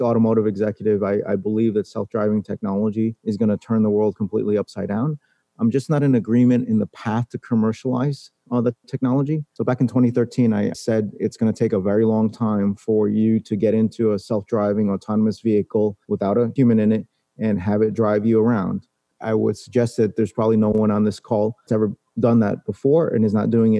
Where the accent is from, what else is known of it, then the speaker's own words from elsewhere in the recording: New York City, New York, United States; I was born in New York City and someone hit my town on 9/11